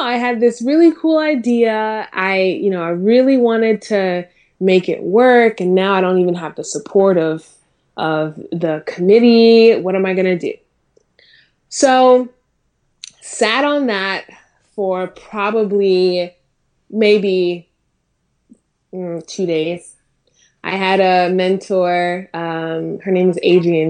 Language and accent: English; Durham, North Carolina, United States; also born or lived in Minnesota; I moved over to, um, North Carolina, uh, when I was nine